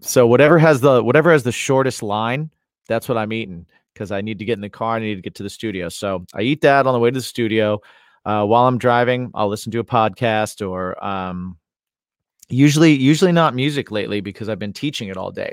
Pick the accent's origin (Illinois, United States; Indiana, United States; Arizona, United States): Indiana, United States; I'm from Indiana